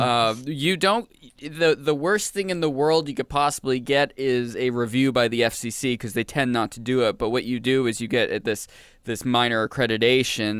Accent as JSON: {"language": "English", "region": "Maine", "country": "United States", "tie": "born or raised there", "moved": "yes", "said": "I grew up in Maine"}